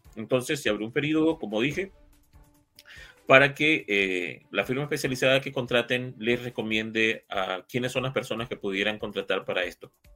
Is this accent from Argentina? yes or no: no; Nicaragua; como nicaragüense